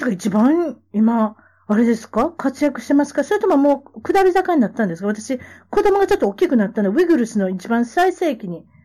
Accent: Kansai, Japan; accent: Kansai; moved away; 私は関西弁、 え、標準語、え、英語、ね、これができるっていうことで。

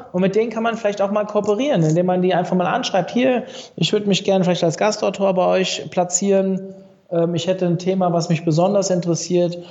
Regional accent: Frankfurt, Hesse, Germany; Ich war früher natürlich als Frankfurter oder Umkreis Frankfurter Eintracht-Fan

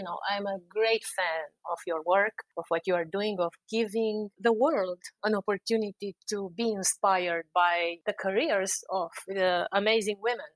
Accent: Romania; moved away as an adult; now in Washington, D.C., United States; I'm from Eastern Europe, from Romania

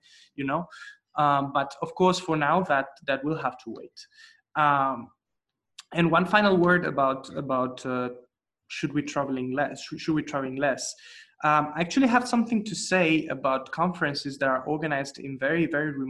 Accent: Spain; I'm from Spain, you know, it's in a corner of the continent.

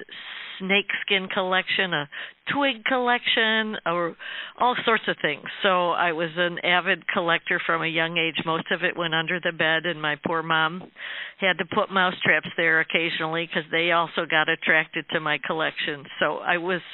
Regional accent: upstate New York, United States; our small rural town in upstate New York

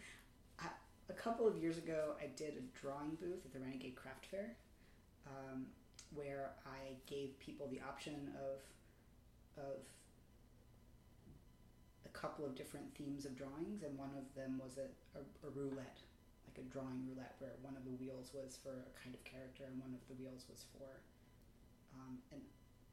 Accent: New York City, New York, United States; I grew up in Manhattan

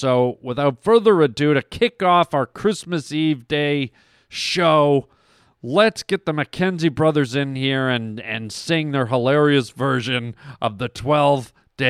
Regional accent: Canada; now in United States; I'm an American citizen, but I'm also a Canadian citizen, born and raised in Canada.

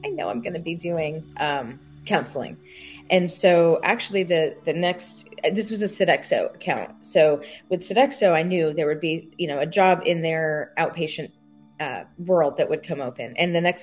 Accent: Long Island, New York, United States; moved away as an adult; now in Charleston, United States; I'm from Long Island

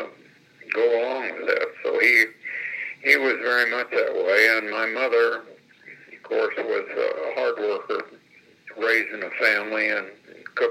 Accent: Illinois, United States; moved away as an adult; also born or lived in Indianapolis, Indiana; now in Florida, United States; I was born in Illinois. I was the oldest of six children that my parents had, and I was actually raised there till I was 18

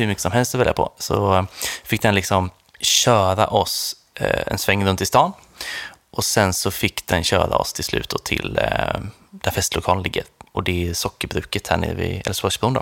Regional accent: Sweden; vi kom från Sverige

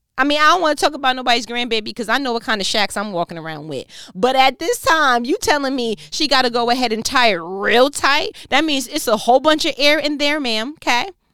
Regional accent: New York, United States; I'm from New York

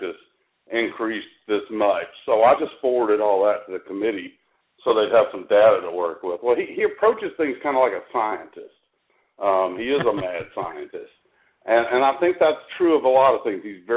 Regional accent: Tuscaloosa, Alabama, United States; I grew up in Tuscaloosa

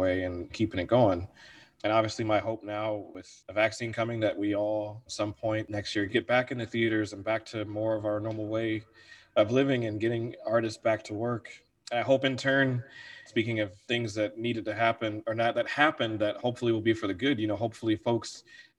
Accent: Virginia Beach, Virginia, United States; moved away as an adult; also born or lived in Wheaton, Illinois; now in Chicago, United States; I'm from Virginia. I call Virginia the place where I grew up

